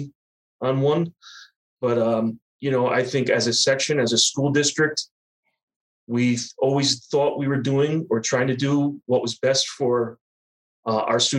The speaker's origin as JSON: {"language": "English", "area": "Sullivan County", "region": "New York", "country": "United States", "tie": "born or raised there", "said": "I was born and raised in Sullivan County, New York."}